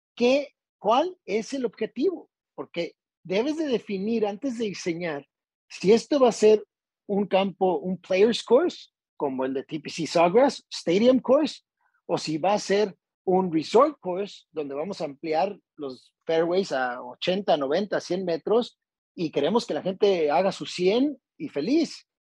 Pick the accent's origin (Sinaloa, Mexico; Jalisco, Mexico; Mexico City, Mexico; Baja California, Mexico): Baja California, Mexico; Tijuana; also born or lived in Monterrey, Mexico; now in Puerto Vallarta, Mexico; soy norteño, soy de la ciudad de Tijuana